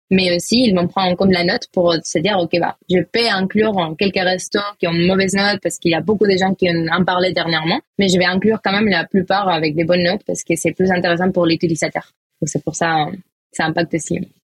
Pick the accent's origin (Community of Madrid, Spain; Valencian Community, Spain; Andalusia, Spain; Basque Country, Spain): Valencian Community, Spain; Valencia; accent: Spanish; French is a second language; moved away as an adult; now in Paris, France; j'ai un petit accent. Voilà, ça vient de Valencia, Espagne